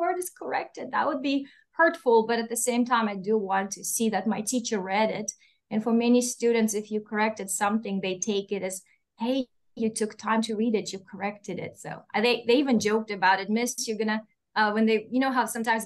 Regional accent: Russia; accent: Russian; English is a second language; moved away; I'm Russian, I don't think I mentioned it, but you can hear my accent

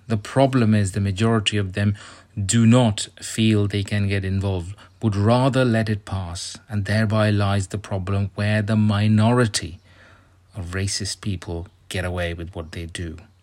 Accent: India; moved away; I come from India

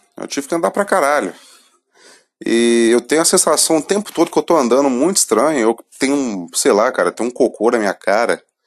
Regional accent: Brazil; sou brasileiro

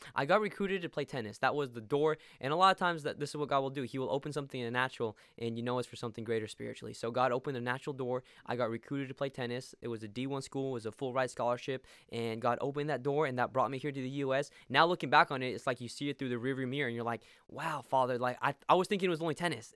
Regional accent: Arequipa, Peru; moved away as an adult; now in Tulsa, United States; I was born and raised in Peru, Arequipa, Peru, and I've been living there, uh, for the first eighteen years of my life.

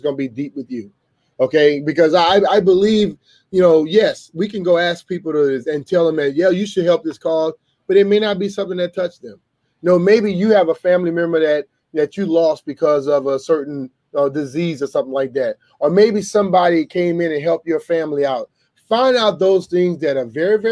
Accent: Louisiana, United States; I grew up in Louisiana

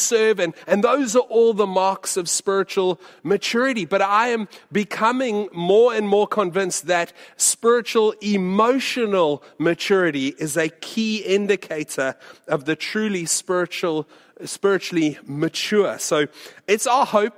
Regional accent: United States; moved away; when I was growing up in the States

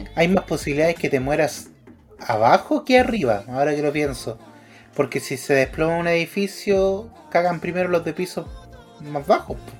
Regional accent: Chile; somos chilenos

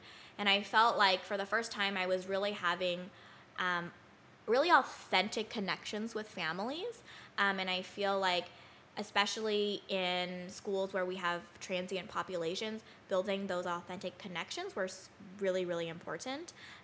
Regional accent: Bay Area, California, United States; now in Southern California, United States; I am from the Bay Area

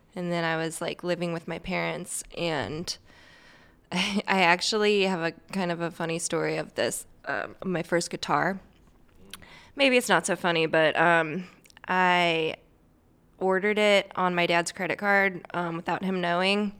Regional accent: St. Louis, Missouri, United States; Here, Saint Louis.

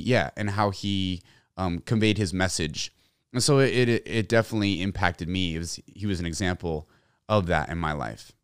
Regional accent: San Antonio, Texas, United States; I grew up in San Antonio, Texas

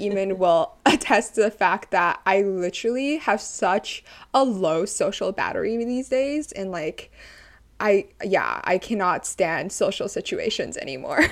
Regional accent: Canada; also born or lived in Toronto; I am Chinese Canadian.

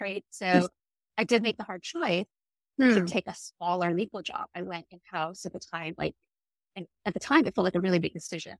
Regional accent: Ohio, United States; moved away as an adult; So my family is from the Philippines and Indonesia. I grew up in Ohio

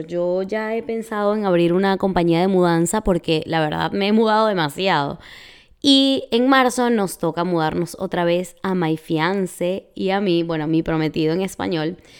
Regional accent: Venezuela; moved away as an adult; also born or lived in Florida, United States; now in Texas, United States; en mi país así se le dice

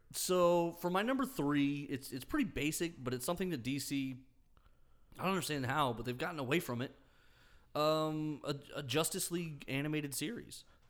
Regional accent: United States; we're American

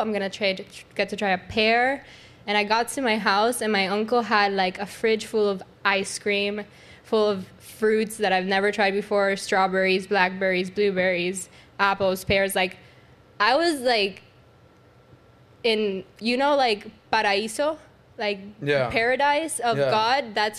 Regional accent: Cuba; now in United States; And that was when I came from Cuba in 2008.

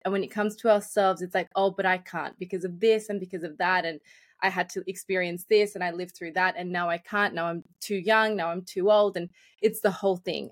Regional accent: Australia; I grew up in Australia, but I came when I was quite young

